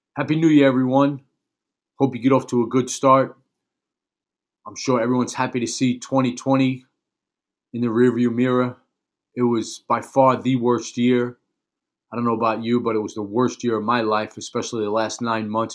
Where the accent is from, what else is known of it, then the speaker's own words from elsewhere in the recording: New York City, New York, United States; when I was a young kid growing up in Brooklyn, New York, back in the nineteen seventies